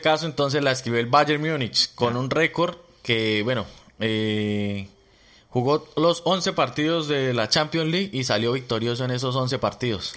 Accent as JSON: {"language": "Spanish", "country": "Colombia", "moved": "yes", "lives_now": "Melbourne, Australia", "said": "nosotros llegamos de Colombia o nuestro país de origen"}